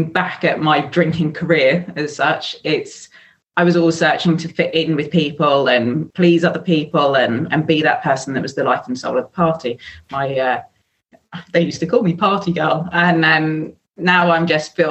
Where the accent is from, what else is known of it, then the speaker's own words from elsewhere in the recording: England, United Kingdom; moved away as an adult; now in France; I grew up in the UK